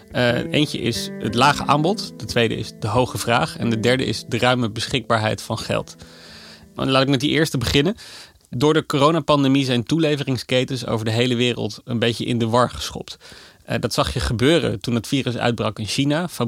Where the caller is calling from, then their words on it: Amsterdam, North Holland, Netherlands; uit Amsterdam.